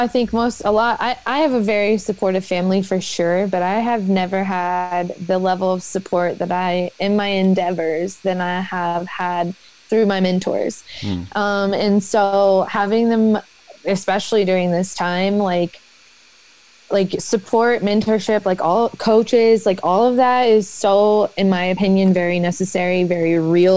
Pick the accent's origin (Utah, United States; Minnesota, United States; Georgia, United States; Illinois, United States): Georgia, United States; Atlanta; moved away; also born or lived in Kentucky; I grew up in Atlanta